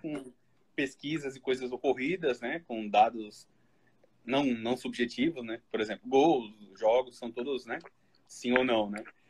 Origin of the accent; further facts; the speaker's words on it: Florianópolis, Santa Catarina, Brazil; also born or lived in Criciúma; Nasci em Criciúma, mas eu fui novo para Florianópolis.